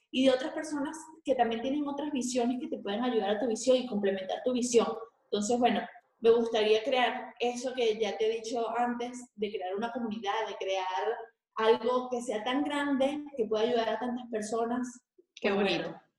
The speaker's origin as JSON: {"language": "Spanish", "country": "Venezuela", "tie": "born or raised there", "moved": "yes", "said": "nosotros que somos venezolanos"}